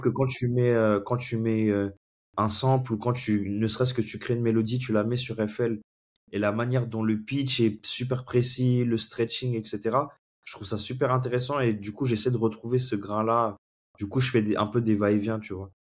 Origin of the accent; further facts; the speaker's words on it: Comoros; also born or lived in Senegal; now in Paris, France; je vis actuellement à Paris et je suis originaire des Comores. j'ai grandi un petit peu là-bas, j'ai vécu un peu au Sénégal